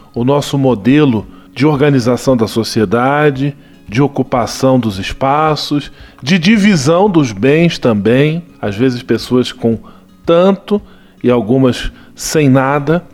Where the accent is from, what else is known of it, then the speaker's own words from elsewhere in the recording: Petrópolis, Rio de Janeiro, Brazil; a cidade imperial, também minha terra natal.